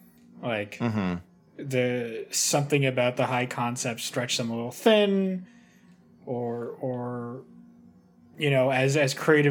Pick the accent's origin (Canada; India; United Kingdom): Canada; I'm Canadian, thank you.